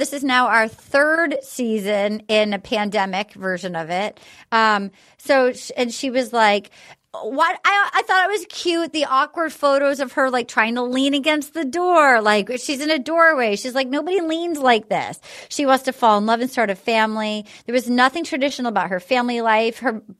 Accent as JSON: {"language": "English", "region": "New England", "country": "United States", "tie": "born or raised there", "said": "it's the opposite of how I was raised in New England"}